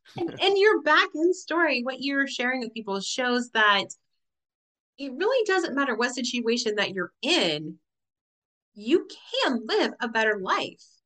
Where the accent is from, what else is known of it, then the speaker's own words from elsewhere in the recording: Tennessee, United States; I grew up in UT, Big Orange territory